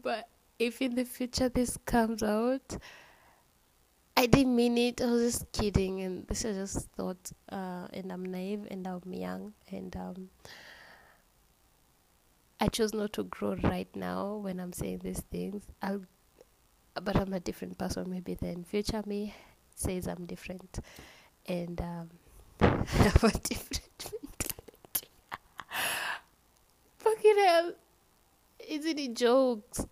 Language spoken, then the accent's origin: English; Kenya